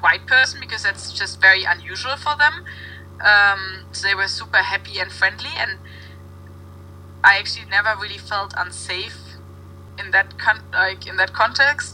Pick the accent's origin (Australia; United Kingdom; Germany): Germany; now in Copenhagen, Denmark; I didn't know if I would stay in Copenhagen or if I would go home to Germany